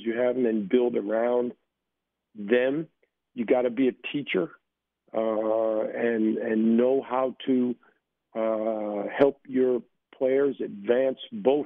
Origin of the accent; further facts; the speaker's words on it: United States; moved away as an adult; now in Israel; I was born and raised in the United States. You know, and I left the States at 22 years old to go to Israel